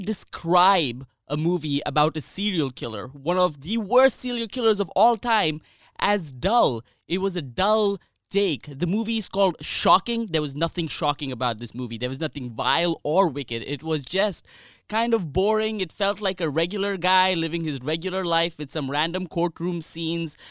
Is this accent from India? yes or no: yes; India; as an Indian